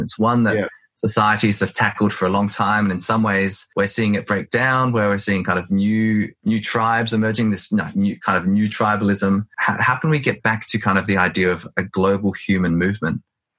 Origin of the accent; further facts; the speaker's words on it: Australia; I mean, I'm an Australian, but I'm also of Greek ancestry. I'm also of Welsh ancestry. I'm also multilingual.